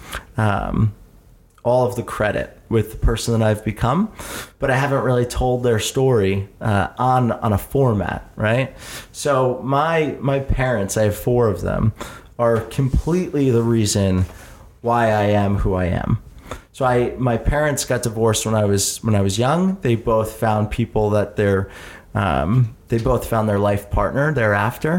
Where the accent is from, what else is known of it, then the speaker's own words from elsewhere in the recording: Jersey Shore, New Jersey, United States; also born or lived in Philadelphia; I moved to the Jersey Shore and then spent my entire childhood growing up as a kid at the Jersey Shore